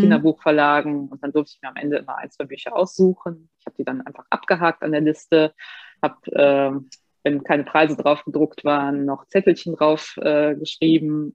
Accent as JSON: {"language": "German", "town": "Bad Honnef", "region": "North Rhine-Westphalia", "country": "Germany", "tie": "born or raised there", "said": "ich bin gebürtig aus Bad Honnef"}